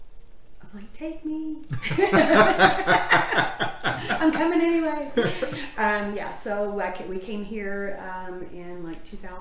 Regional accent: Pensacola, Florida, United States; also born or lived in Tennessee; I was born in Tennessee, but we moved to Pensacola when I was in the sixth grade.

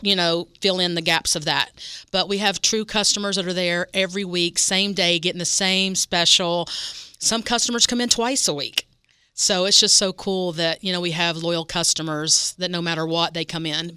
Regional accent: West Virginia, United States; moved away; I grew up in West Virginia

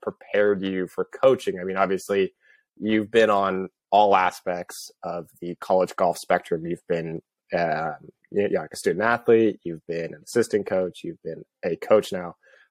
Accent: Seattle, Washington, United States; born there; I mean, I was born in Seattle and I felt like as soon as I moved down here, it's like, yeah, I'm never going back.

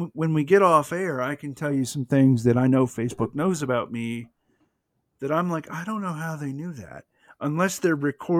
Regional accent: the South, United States; But so, I'm from the South. You're from the South. We're both white.

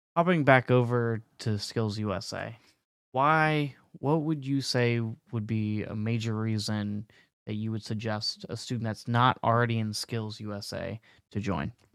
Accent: North Carolina, United States; moved away as an adult; now in California, United States; I am from North Carolina. I just moved to California recently.

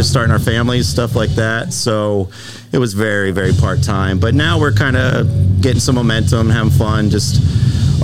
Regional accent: Erie, Pennsylvania, United States; I'm from Erie, Pennsylvania.

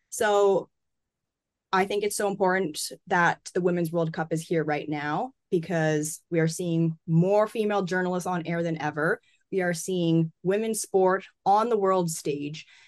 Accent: Canada; I'm from Canada.

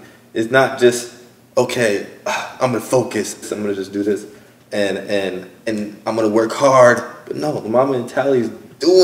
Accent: Long Island, New York, United States; growing up in New York

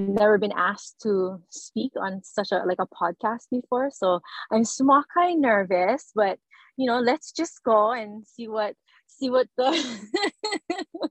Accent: Molokai, Hawaii, United States; now in Kauai, United States; I'm originally from Molokai, but I live on Kauai now.

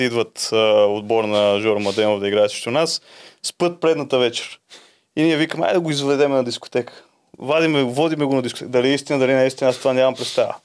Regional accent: Vidin, Vidin Province, Bulgaria; аз съм от Видин

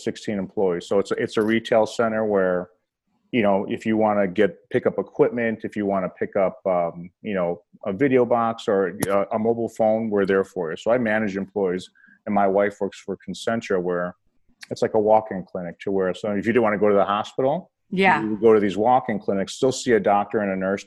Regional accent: Berwyn, Illinois, United States; also born or lived in Cicero, Illinois; We lived a little bit in Cicero, and then we moved to Berwyn

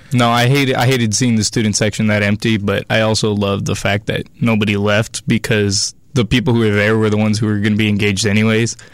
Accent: Sacramento, California, United States; I'm a freshman, and I'm from Sacramento

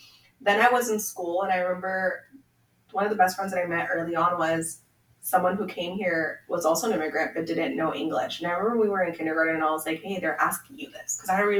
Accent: Federal Way, Washington, United States; Like I said, it's where I grew up. Like, I grew up in Federal Way.

